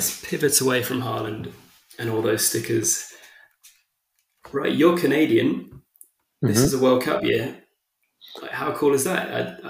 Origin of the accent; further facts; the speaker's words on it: England, United Kingdom; I guess I'm English